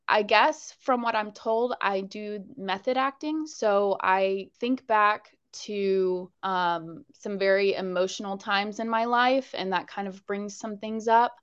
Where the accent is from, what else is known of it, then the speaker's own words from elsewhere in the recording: Jacksonville, Florida, United States; also born or lived in Pensacola, Florida / Las Vegas; I was born in Pensacola, Florida, but then I moved here when I was a baby, and this place is home